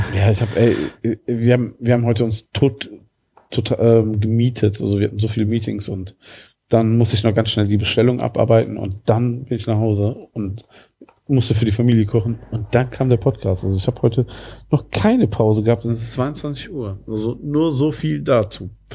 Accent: about ten minutes' drive from Langenberg, near Wuppertal, North Rhine-Westphalia, Germany; das ist wirklich ein Katzensprung von da, wo ich groß geworden bin

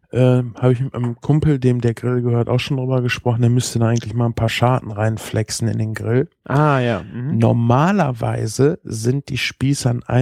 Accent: Espelkamp, North Rhine-Westphalia, Germany; Und wir kommen ja eigentlich aus Esbekamp. Das ist eine Flüchtlingsstadt.

